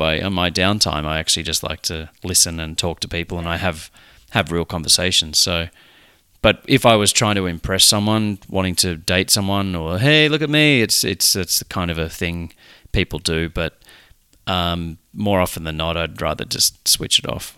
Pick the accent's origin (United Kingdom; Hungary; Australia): Australia; it was in a country town in Australia